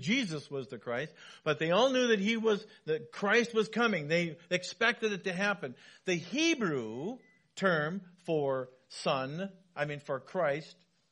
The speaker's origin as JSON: {"language": "English", "town": "Wenatchee", "region": "Washington", "country": "United States", "tie": "born or raised there", "said": "When I was growing up in Wenatchee, my dad was a building contractor"}